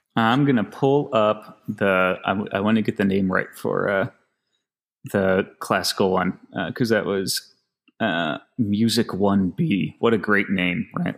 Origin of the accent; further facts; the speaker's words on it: Finger Lakes, New York, United States; moved away; also born or lived in Boston; growing up in the Finger Lakes